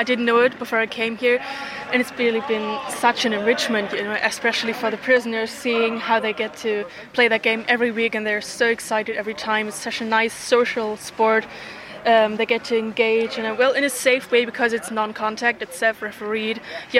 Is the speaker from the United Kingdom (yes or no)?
no; Germany; moved away as an adult; now in Ireland; I'm from Germany. Got my master's degree in Germany in English and Geography, and now I'm here in Ireland.